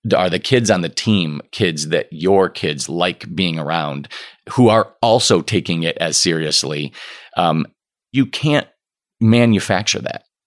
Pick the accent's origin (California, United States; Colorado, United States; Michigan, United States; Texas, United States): Michigan, United States; Okemos; I grew up in Okemos, right by East Lansing